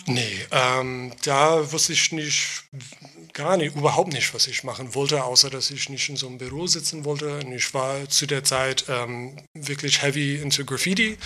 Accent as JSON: {"language": "German", "area": "Long Island", "region": "New York", "country": "United States", "tie": "born or raised there", "also_born_or_lived": "Queens, New York", "second_language": "German", "moved": "as an adult", "lives_now": "Berlin, Germany", "said": "ich bin in Queens geboren, mhm. aber ich bin auf Long Island aufgewachsen"}